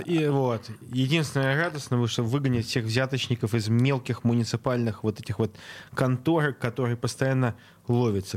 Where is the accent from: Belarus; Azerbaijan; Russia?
Russia; Saint Petersburg; я ленинградец, моя мама ленинградка